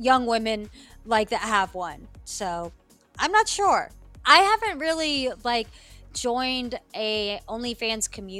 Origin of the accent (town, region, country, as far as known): Appalachia, United States; born or raised there; also born or lived in New Delhi, India